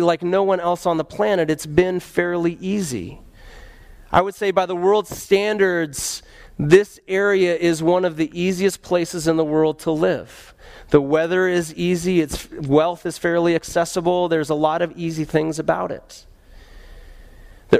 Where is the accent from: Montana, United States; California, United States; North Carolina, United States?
Montana, United States; moved away; also born or lived in Colorado; Then my family moved to Montana